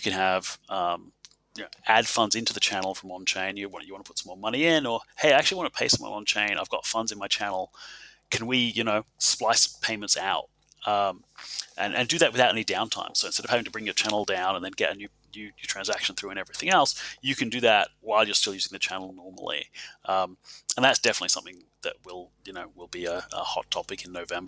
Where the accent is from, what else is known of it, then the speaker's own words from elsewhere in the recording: Adelaide, South Australia, Australia; my hometown